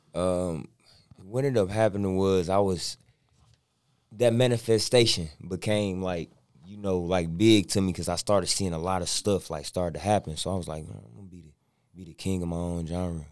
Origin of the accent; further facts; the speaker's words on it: Inkster, Michigan, United States; also born or lived in Detroit; everybody my age I grew up with was in Inkster